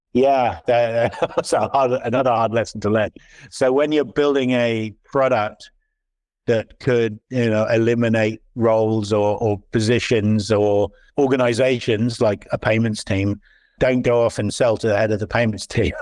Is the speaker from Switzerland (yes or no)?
yes; Switzerland; also born or lived in London / San Francisco Bay Area; now in Silicon Valley, United States; I moved here eight years ago. Before that, I was in London, and then I was brought up in Switzerland.